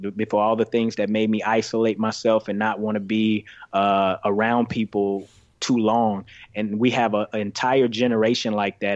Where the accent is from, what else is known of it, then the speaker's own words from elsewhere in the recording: Greenville, Mississippi, United States; also born or lived in Chicago, Illinois; I grew up in Greenville, Mississippi